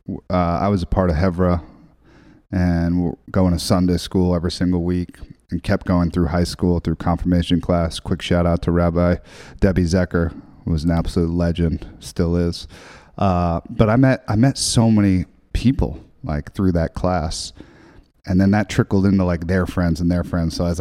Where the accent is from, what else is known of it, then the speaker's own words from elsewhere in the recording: New York City, New York, United States; also born or lived in Hillsdale, New York / the Berkshires; I grew up in New York City, downtown Tribeca, way before it was cool.